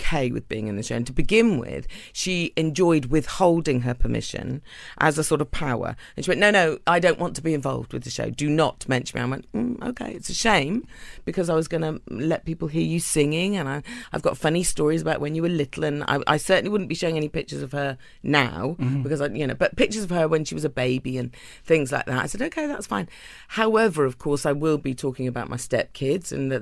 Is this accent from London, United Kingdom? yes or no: no; Cornwall, South West England, United Kingdom; I'm from Cornwall in England